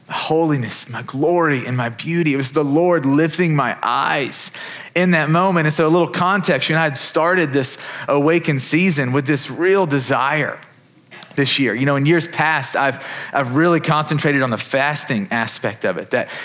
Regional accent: Kentucky, United States; I'm from Kentucky, big Wildcats fan.

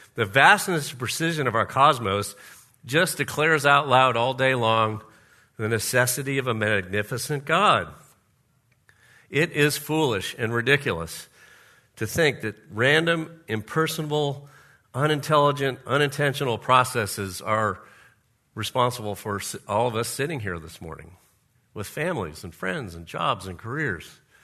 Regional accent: Florida, United States; we used to have a pool in our backyard when I grew up in Florida

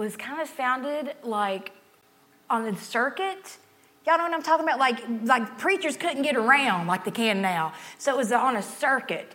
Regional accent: Grundy, Virginia, United States; now in Columbia, United States; I'm from Southwest Virginia, Grundy, Virginia

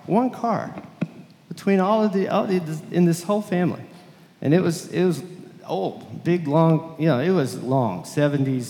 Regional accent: Lubbock, Texas, United States; I was from Lubbock, Texas, and very different from this area

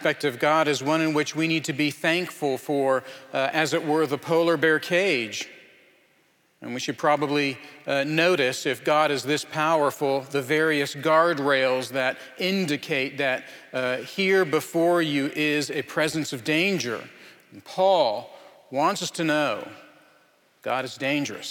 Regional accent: Anchorage, Alaska, United States; moved away; I'm from Anchorage, just a quarter mile from where my family used to live

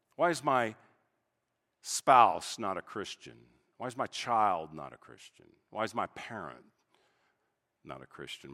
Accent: United States; an American pastor

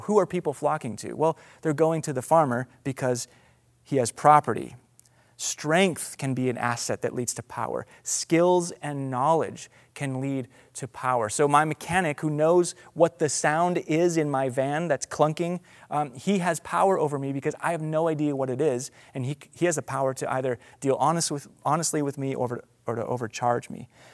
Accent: United States; as an American

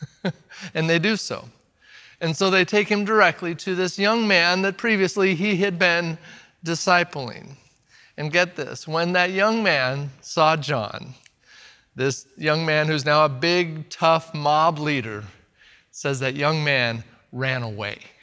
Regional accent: the Northwest, Pacific Northwest, United States; also born or lived in Eugene, Oregon; they will automatically know I'm from America. They'll know by my language, they'll know by my accent, Furthermore, my clothes might give away that I'm from the Northwest.

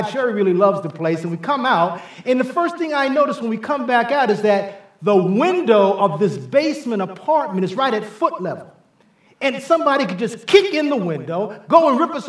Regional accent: New York City, New York, United States; I, I grew up in New York City. Uh, I was born and raised in the South Bronx in the Millbrook Projects. That's where most of my experiences were gained before I went away to college.

